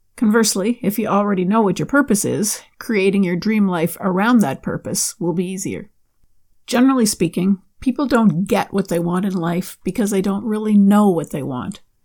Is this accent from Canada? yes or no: yes; Canada; my home country of Canada